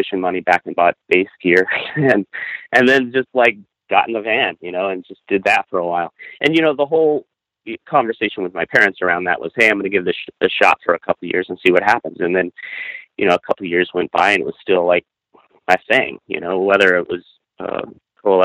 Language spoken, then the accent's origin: English; Kansas City, Missouri, United States; growing up in the Kansas City music scene